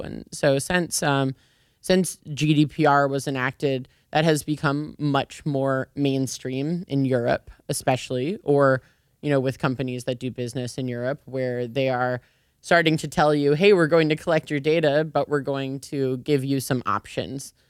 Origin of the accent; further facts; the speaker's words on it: Chicago, Illinois, United States; also born or lived in Edinburgh; I'm from Chicago